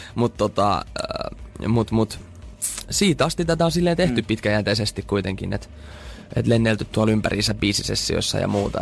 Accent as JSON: {"language": "Finnish", "town": "Turku", "region": "Southwest Finland", "country": "Finland", "accent": "Turku dialect", "said": "mä puhun Fluently Turun murretta"}